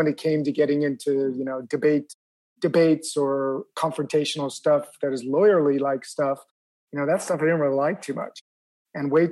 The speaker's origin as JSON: {"language": "English", "town": "Beverly Hills", "region": "California", "country": "United States", "tie": "born or raised there", "moved": "as an adult", "lives_now": "Paris, France", "said": "where I grew up in Beverly Hills"}